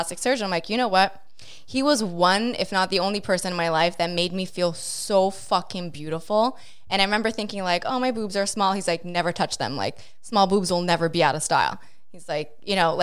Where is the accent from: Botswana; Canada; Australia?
Canada; Montreal, Quebec; growing up in Montreal and growing up in St. Leonard, predominantly Italian